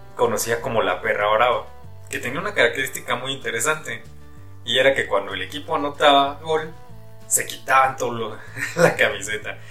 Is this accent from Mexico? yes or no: yes; Toluca, State of Mexico, Mexico; Yo nací en Toluca, en una familia de aficionados al fútbol. Mis padres eran grandes seguidores del Toluca y me llevaban al estadio desde que era yo muy morro